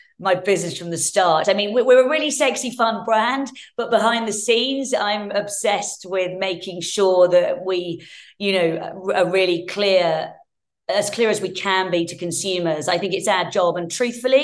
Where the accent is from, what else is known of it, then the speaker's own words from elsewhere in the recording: Hertfordshire, East of England, United Kingdom; I grew up in Hertfordshire, and my parents split when I was young.